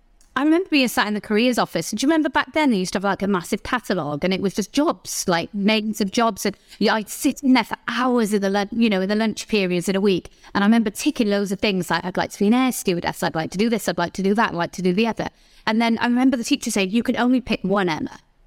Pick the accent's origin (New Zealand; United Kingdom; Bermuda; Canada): United Kingdom; Newport, Wales; born there; Well, I was born in Wales, in South Wales, in a little place called Newport.